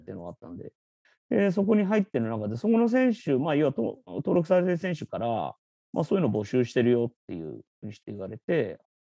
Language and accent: Japanese; Tokyo, Japan; 東京生まれなんですけど